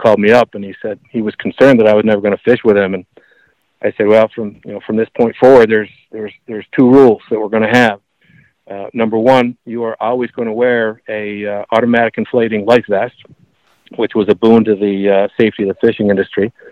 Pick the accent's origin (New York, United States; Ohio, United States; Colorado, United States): New York, United States; Buffalo; moved away as an adult; also born or lived in Northeast; now in near Asheville, United States; I grew up in Buffalo, where people are very friendly and chatty